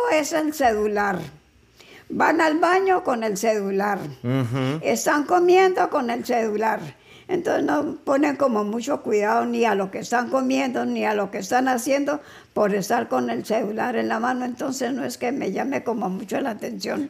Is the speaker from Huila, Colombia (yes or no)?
yes; Neiva, Huila, Colombia; moved away as an adult; also born or lived in Cali; Yo nací en Neiva Huila.